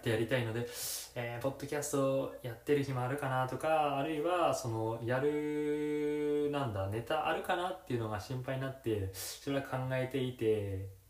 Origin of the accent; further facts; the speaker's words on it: Toyama, Japan; moved away as an adult; now in Kansai, Japan; 地元が富山県